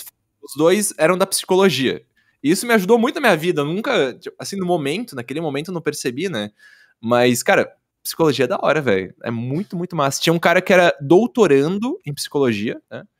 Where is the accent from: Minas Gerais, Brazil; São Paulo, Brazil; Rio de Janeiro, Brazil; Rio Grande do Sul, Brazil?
Rio Grande do Sul, Brazil; Caxias do Sul; Eu sou de Caxias do Sul, Rio Grande do Sul, cara. Eu sou sulista